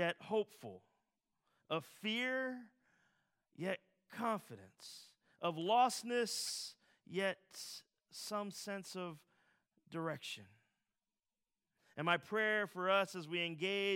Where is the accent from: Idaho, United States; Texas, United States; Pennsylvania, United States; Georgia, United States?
Pennsylvania, United States; Philadelphia; As a Philadelphian